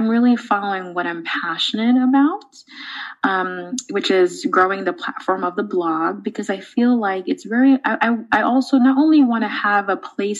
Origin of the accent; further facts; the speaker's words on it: New York City, New York, United States; I grew up in the Bronx in New York City